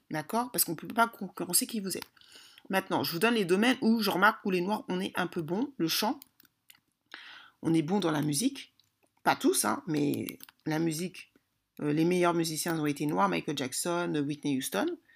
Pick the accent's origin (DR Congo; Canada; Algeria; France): DR Congo; moi je suis congolaise, on sait très bien que les Congolais, il y a la sapologie